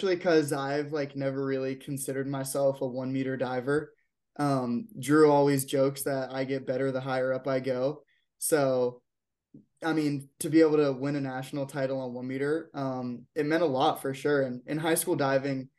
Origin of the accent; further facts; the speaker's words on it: Maryland, United States; I'm from Maryland